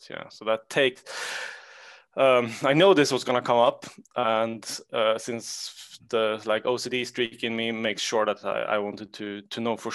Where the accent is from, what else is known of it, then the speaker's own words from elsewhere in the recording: Sweden; English is a second language; Uh, I'm from Sweden.